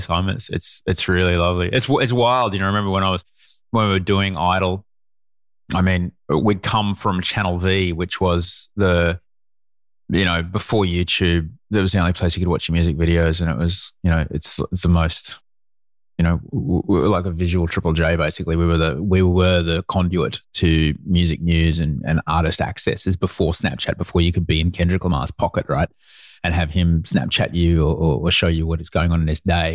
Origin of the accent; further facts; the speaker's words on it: Brisbane, Queensland, Australia; also born or lived in London; I grew up in Brisbane